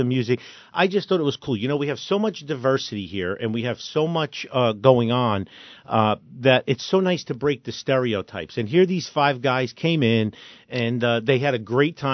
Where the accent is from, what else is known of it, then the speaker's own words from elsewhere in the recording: Newark, New Jersey, United States; I grew up in Newark